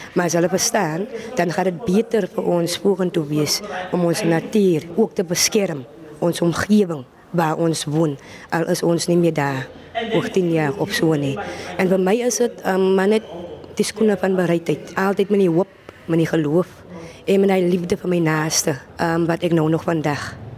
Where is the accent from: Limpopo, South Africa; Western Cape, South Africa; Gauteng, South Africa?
Western Cape, South Africa; Voorstekraal, Genadendal; ek is van Voorstekraal in Nettendal